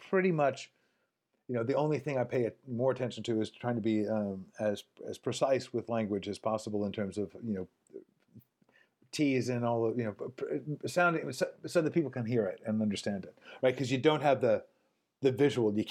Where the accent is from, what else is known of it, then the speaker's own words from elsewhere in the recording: Hawaii, United States; So I, I show up and it's like okay, I'm from Hawaii